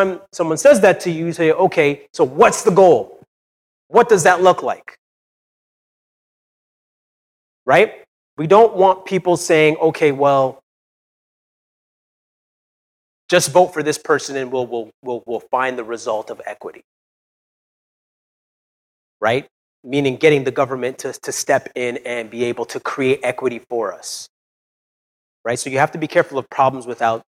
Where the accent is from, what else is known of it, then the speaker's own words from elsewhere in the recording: Brampton, Ontario, Canada; I'm from Brampton